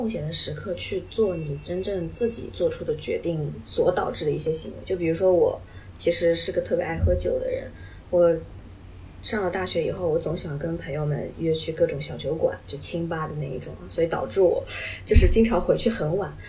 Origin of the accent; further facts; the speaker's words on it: Japan; Chinese is a second language; also born or lived in China; 反正我是在国内的高中毕业的话，我也是没有特别深的感触，哪怕我是个日本人，